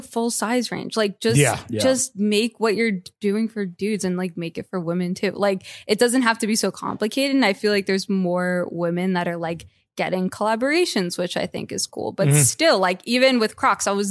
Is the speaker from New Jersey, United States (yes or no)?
yes; Essex County, New Jersey, United States; I'm from Jersey